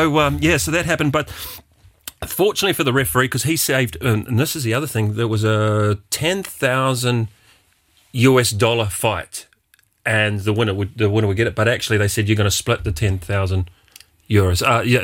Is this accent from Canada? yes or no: no; Wellington, New Zealand; From my hometown, Wellington, New Zealand.